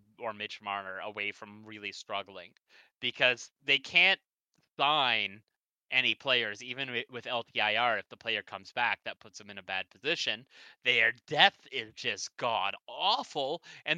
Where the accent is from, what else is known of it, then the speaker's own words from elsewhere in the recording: Sault Ste. Marie, Ontario, Canada; I'm from the Sioux